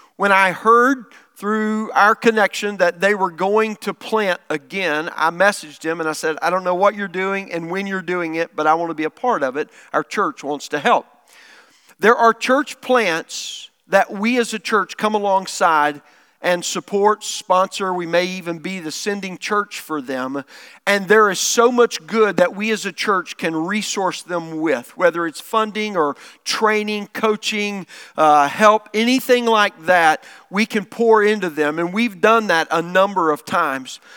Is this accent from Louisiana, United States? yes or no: no; Lower Arkansas, United States; I'm from Lower Arkansas.